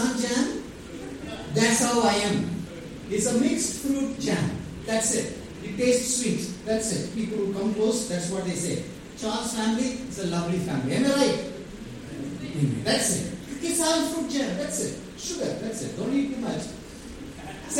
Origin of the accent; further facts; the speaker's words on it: Vellore, Tamil Nadu, India; also born or lived in Tirunelveli; I'm some Vellurian, proud Vellurian.